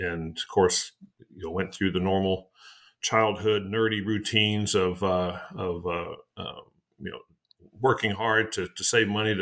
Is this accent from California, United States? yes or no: no; Amarillo, Texas, United States; moved away as an adult; also born or lived in Sioux Falls, South Dakota / De Smet, South Dakota / Europe; spent my years growing up there in Texas